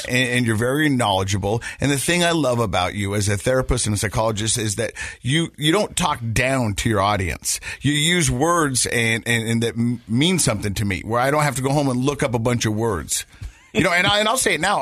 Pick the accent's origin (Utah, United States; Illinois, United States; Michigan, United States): Utah, United States; Ogden; I grew up in Ogden and I grew up in that area and I grew up in those mountains